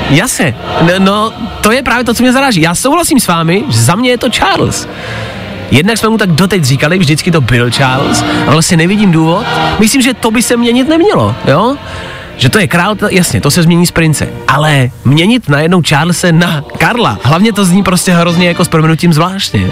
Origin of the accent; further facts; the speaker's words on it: Czechia; my Češi